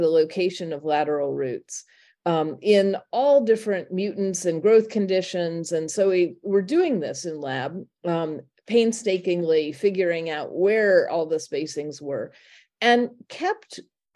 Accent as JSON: {"language": "English", "region": "Indiana", "country": "United States", "tie": "born or raised there", "also_born_or_lived": "Berkeley, California", "moved": "as an adult", "lives_now": "Oberlin, United States", "said": "I grew up in Indiana, attended Indiana University"}